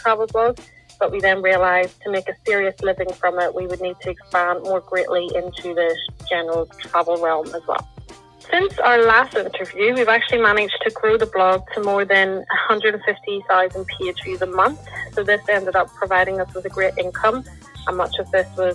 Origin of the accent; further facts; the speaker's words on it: Lisburn, Northern Ireland, United Kingdom; I'm from Lisburn, Northern Ireland